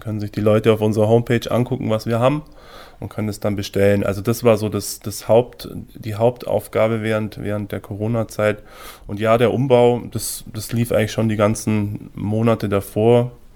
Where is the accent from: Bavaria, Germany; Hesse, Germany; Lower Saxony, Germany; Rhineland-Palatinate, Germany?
Bavaria, Germany; Füssen; moved away as an adult; also born or lived in Salzburg; Wir sind beide in Füssen aufgewachsen